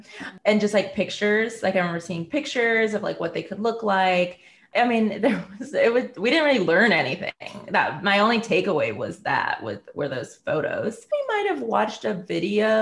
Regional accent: Hinsdale, Illinois, United States; I grew up in the Midwest, in a suburb outside of the city of Chicago, called Hinsdale

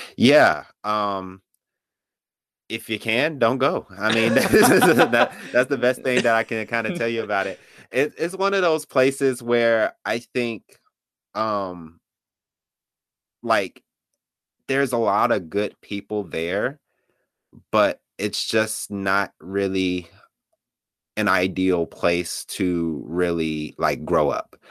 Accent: Gary, Indiana, United States; also born or lived in Chicago, Illinois; I was born in Chicago, Illinois, on the South Side. and, but I was mostly raised in Gary, Indiana, that's where I went to school, that's pretty much where I grew up

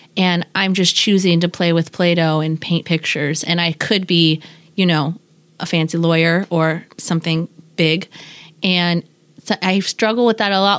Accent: Seattle, Washington, United States; also born or lived in Bremerton / Tacoma / New York; the Seattle I knew as a child that I walked around with with my parents

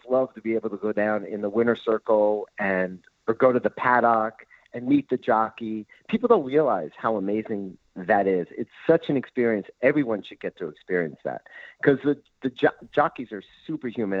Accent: New Jersey, United States; moved away as an adult; also born or lived in New York; now in California, United States; I'm from New Jersey, grew up in New Jersey, then after college spent a lot of time in New York

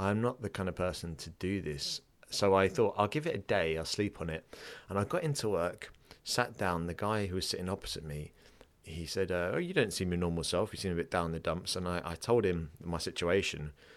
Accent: England, United Kingdom; I'm English as well

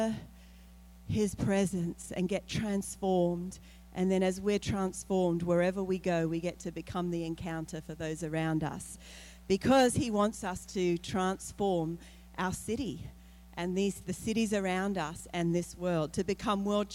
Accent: Australia; moved away; I'm from Australia.

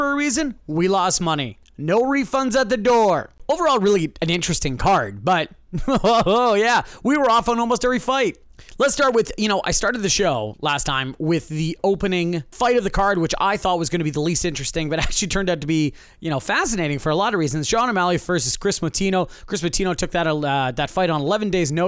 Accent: Canada; I am Canadian.

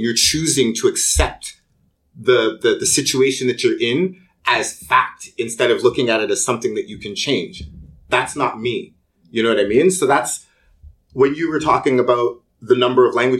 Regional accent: Toronto, Ontario, Canada; first language English; I grew up in a pretty poor area of Toronto. I grew up in Rexdale

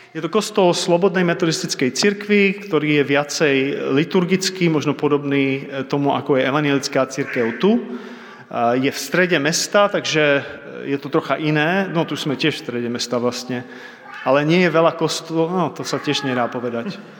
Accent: Czechia; moved away as an adult; now in United States; nie som občanom Spojených štátov amerických, som stále Čech

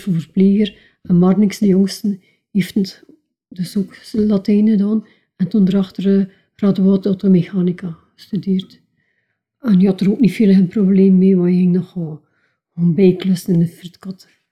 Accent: Keiem, Flanders, Belgium; ik ben geboren en getogen in Keim. Wat is Keim? Een klein dorpje van Diksmuiden

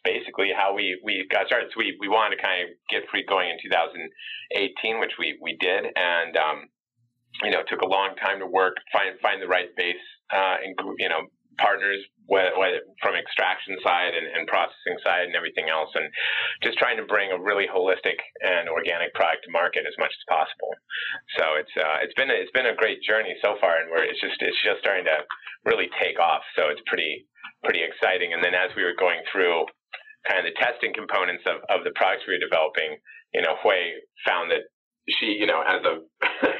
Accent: San Francisco, California, United States; also born or lived in Oakland; now in Southern California, United States; I moved down here from Oakland, and I was born in San Francisco

